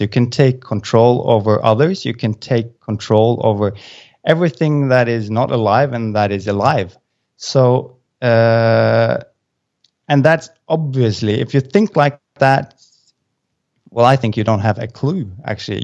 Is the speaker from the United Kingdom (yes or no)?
no; Norway; moved away as an adult; now in Azores, Portugal; I'm from Norway, but we've moved, uh, so now we're sitting in the middle of Atlant-, uh, the Atlantic Ocean, uh, at a place called the A-, Azores.